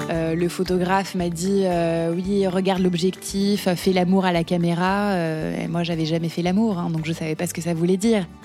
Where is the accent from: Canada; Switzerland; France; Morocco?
France; Paris, Île-de-France; je suis parisienne.